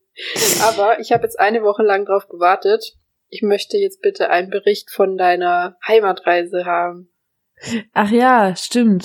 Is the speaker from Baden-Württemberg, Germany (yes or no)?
yes; Baden-Württemberg, Germany; moved away as an adult; now in North Rhine-Westphalia, Germany; wir kommen ja hier aus, aus Baden-Württemberg